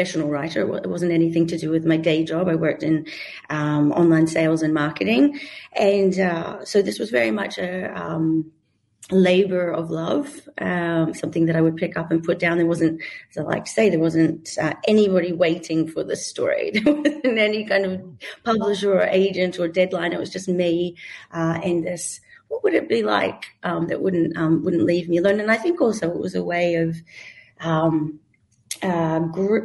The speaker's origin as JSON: {"language": "English", "country": "New Zealand", "also_born_or_lived": "Melbourne, Australia", "moved": "as an adult", "said": "I'm a New Zealander, but I lived most of my 20s and 30s in Melbourne, Australia"}